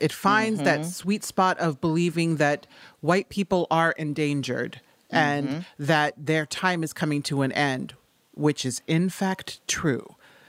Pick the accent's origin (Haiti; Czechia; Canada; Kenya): Haiti; But excuse me, I'm from Haiti. I know a fucking coup when I see one.